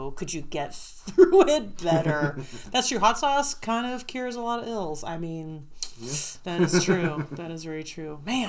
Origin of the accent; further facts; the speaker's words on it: Southern California, United States; I was born in Southern California.